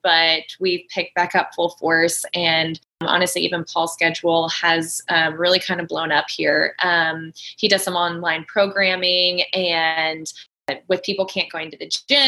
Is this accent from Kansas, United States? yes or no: yes; Kansas, United States; moved away; So I grew up in Kansas